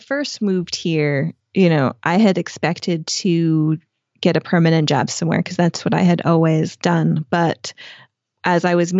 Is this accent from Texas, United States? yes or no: no; New York, United States; moved away as an adult; I came from New York.